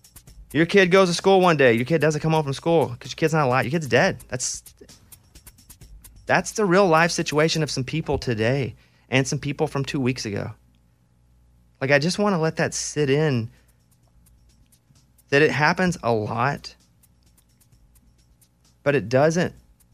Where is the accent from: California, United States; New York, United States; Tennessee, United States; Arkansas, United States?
Arkansas, United States; I grew up in Arkansas. Guns weren't so important. They were tools to us.